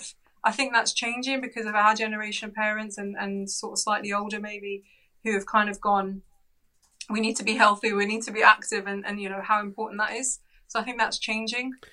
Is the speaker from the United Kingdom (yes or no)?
yes; London, United Kingdom; we actually grew up in North London in Edgware.